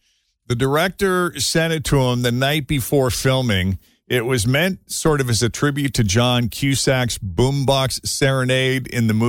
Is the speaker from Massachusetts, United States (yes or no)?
yes; Boston, Massachusetts, United States; now in Cincinnati, United States; growing up in Boston